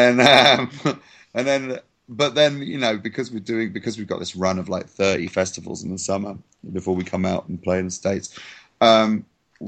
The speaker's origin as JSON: {"language": "English", "region": "England", "country": "United Kingdom", "said": "I'm English"}